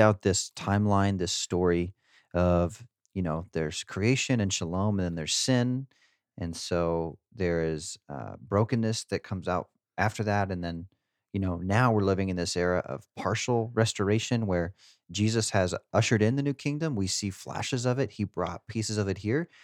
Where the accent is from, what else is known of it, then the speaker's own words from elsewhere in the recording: Garden City, United States; my hometown yesterday, Garden City